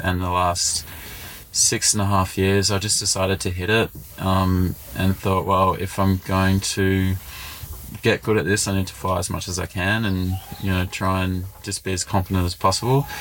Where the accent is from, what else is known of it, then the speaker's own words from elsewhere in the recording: Canungra, Queensland, Australia; I grew up near Canungra